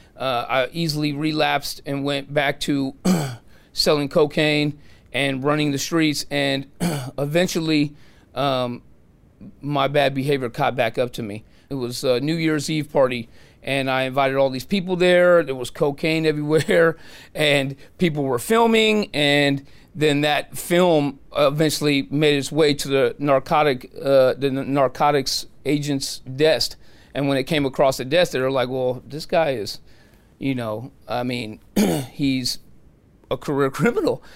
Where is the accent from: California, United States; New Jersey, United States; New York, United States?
California, United States; San Francisco; I'm from San Francisco. I was born and raised there.